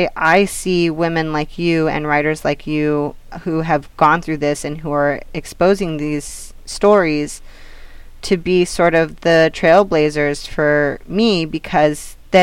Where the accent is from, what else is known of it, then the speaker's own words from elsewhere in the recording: Hollister, California, United States; my hometown, Hollister, in San Benito